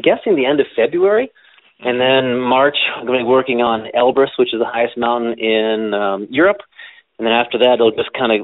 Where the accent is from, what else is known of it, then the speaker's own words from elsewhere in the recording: Willard, Ohio, United States; being a teenager growing up in Willard, Ohio.